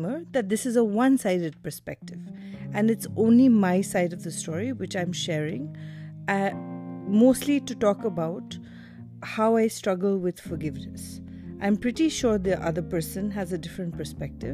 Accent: India; also born or lived in Delhi, India / Mumbai, India; My mom is a Tamilian and my dad is a Rajasthani, and I grew up in Delhi and Bombay

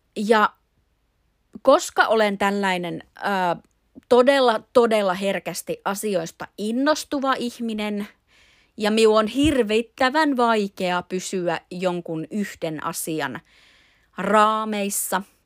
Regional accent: Imatra, South Karelia, Finland; minä on Imatralla asuva imatralainen nainen.

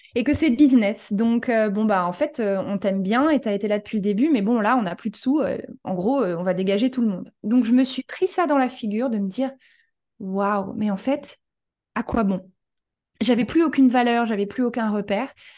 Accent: France; moved away as an adult; also born or lived in New York, United States / Los Angeles, United States; now in Portugal; je suis française d'origine, mais j'ai beaucoup voyagé dans ma vie.

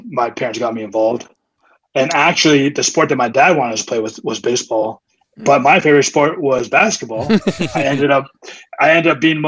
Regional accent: San Carlos, California, United States; moved away as an adult; also born or lived in Chicago; San Mateo, specifically San Carlos, California

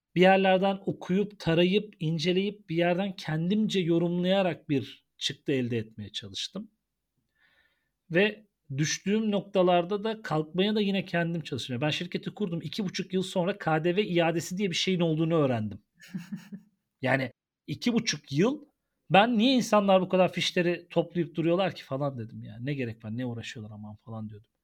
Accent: Ankara, Turkey; biz Ankaralılar olarak

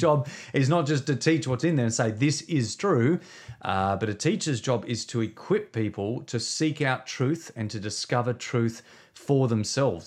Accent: Victor Harbor, South Australia, Australia; we planted, uh, a church in my hometown, uh, when we were twenty-three years of age. So we've been leading a church now for uh, twenty years, um, in a place called Victor Harbour. It's just south of Adelaide. Uh, so, uh, in South Australia

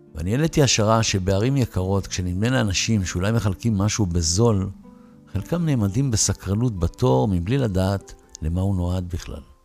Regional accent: Tel Aviv, Tel Aviv District, Israel; moved away as an adult; now in Ramat Gan, Israel; אני זוכר את הזמן התל אביבי הישן בילדות

